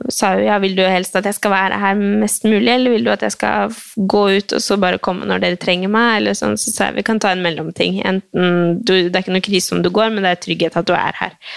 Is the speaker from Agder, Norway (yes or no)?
no; Oslo, Norway; born there; Eh, jeg er født på Ullevål, altså, så det var jo ikke bare sånn at folk skjønner det.